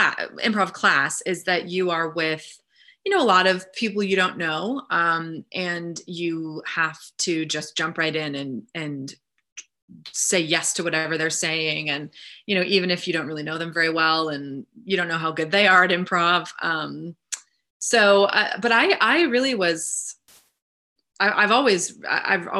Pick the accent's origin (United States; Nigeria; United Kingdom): United States; Northeast; moved away; I'm from the Northeast, and my parents live in New York and Connecticut